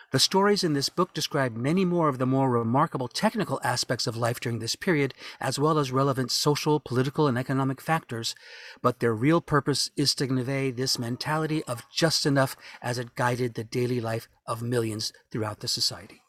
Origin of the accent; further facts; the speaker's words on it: New Orleans, Louisiana, United States; moved away; New Orleans was a wonderful place to grow up